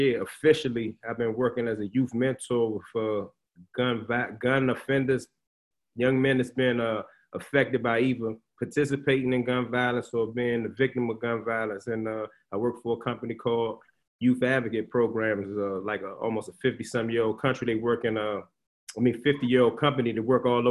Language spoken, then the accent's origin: English; Washington, District of Columbia, United States; I'm a Washingtonian native, born and raised in Washington, D.C., Northwest Washington, D.C.